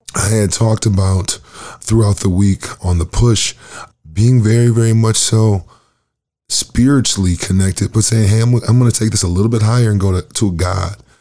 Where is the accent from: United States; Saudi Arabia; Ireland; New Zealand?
United States; Lansing, Michigan; now in Winnipeg, Canada; I am from Michigan, Lansing, Michigan